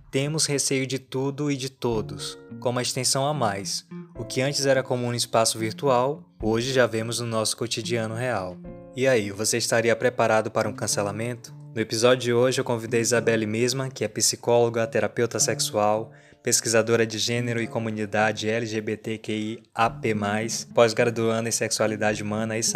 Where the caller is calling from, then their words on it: Rio de Janeiro, Brazil; eu sou do Rio de Janeiro.